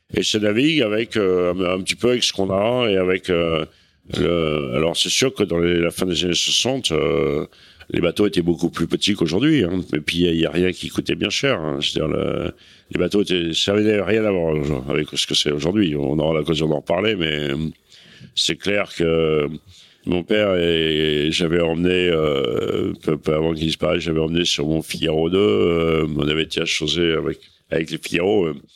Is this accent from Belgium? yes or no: no; Cherbourg, Normandy, France; j'ai passé mon enfance à Cherbourg